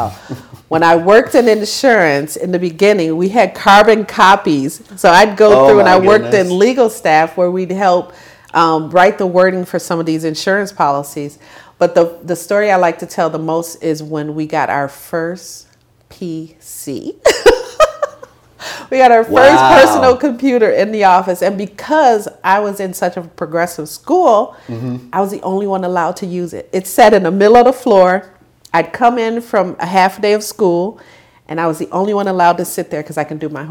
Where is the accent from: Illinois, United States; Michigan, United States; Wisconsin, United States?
Illinois, United States; Joliet; also born or lived in Chicago; I grew up in Joliet, Illinois